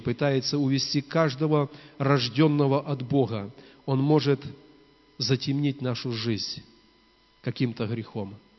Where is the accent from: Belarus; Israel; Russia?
Belarus